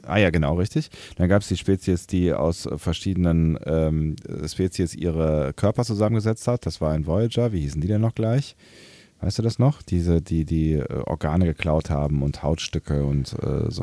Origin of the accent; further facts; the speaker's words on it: Germany; bei uns in Deutschland